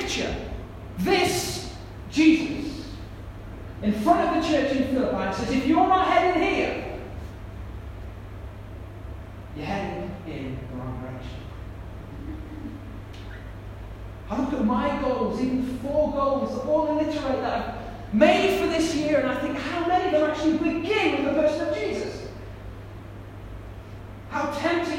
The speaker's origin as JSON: {"language": "English", "country": "United Kingdom", "said": "I'm British"}